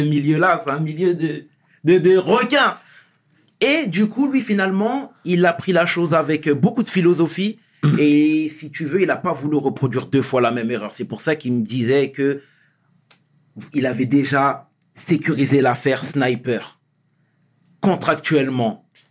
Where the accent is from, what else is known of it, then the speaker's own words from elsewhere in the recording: Senegal; je suis sénégalais